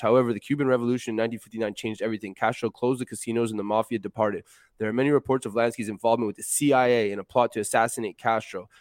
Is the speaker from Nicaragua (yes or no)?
no; Montreal, Quebec, Canada; I grew up in Montreal